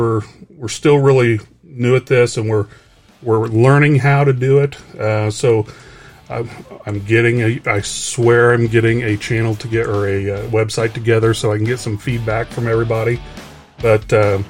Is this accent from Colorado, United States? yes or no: yes; Denver, Colorado, United States; Oh, I was from Denver. I haven't had my license changed yet.